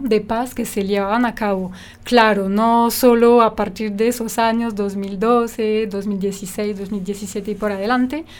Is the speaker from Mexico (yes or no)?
no; France; now in Toulouse, France; desde allá, desde Francia